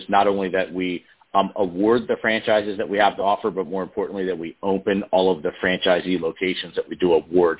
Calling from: Doylestown, Pennsylvania, United States; I'm calling from Doylestown, Pennsylvania, just outside of Philadelphia.

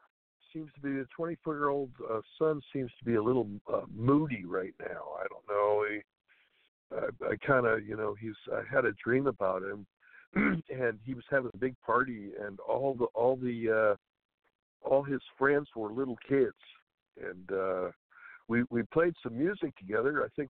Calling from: California, United States; from California, Jay.

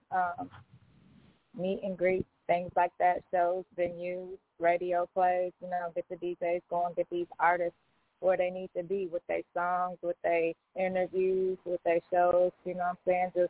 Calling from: Fort Wayne, Indiana, United States; I'm calling in from Fort Wayne, Indiana, the Midwest.

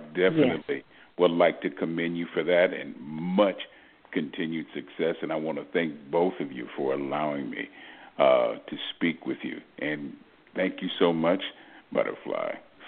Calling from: Houston, Texas, United States; I'm calling from Houston.

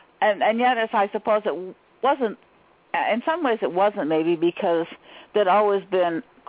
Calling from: Maine, United States; Ah, Maine.

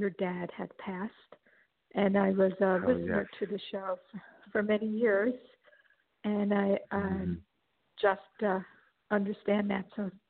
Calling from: Los Angeles, California, United States; I'm calling from Los Angeles.

